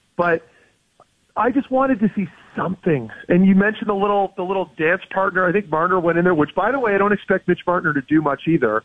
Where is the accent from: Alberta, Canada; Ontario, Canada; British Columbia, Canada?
Ontario, Canada; Ottawa; I'm from Ottawa.